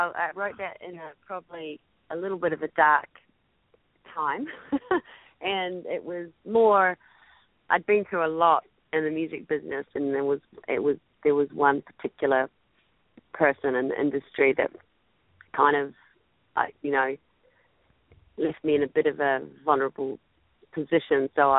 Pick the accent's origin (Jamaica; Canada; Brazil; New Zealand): New Zealand; and I'm also a New Zealander, so you just heard my song.